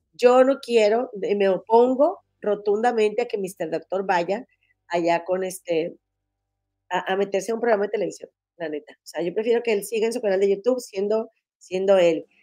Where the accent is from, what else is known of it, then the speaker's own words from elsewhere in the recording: Monterrey, Nuevo León, Mexico; moved away as an adult; now in Chicago, United States; soy de Monterrey, pero tengo cinco años viviendo aquí en Chicago